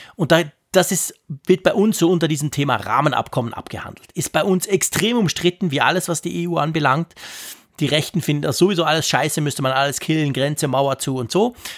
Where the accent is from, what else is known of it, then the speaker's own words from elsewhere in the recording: Switzerland; bei uns in der Schweiz